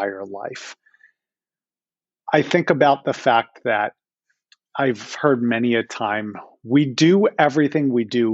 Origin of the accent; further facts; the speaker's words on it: Philadelphia, Pennsylvania, United States; I am from Philadelphia, born and raised, never left the area